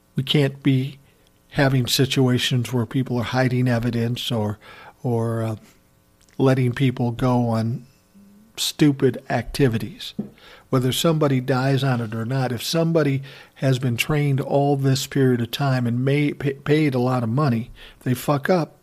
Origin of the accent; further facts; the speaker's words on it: Minneapolis, Minnesota, United States; right here in my hometown, Minneapolis, Minnesota